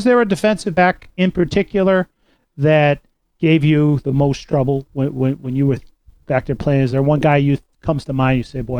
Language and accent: English; Boston, Massachusetts, United States; I was growing up in Boston.